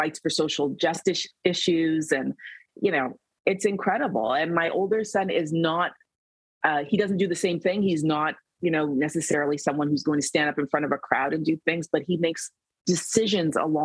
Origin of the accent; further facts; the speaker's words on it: Canada; I'm from Canada. I was born and raised here.